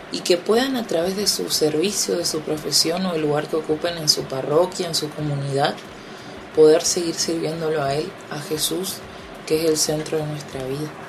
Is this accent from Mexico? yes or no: no; Corrientes, Argentina; soy de Corrientes.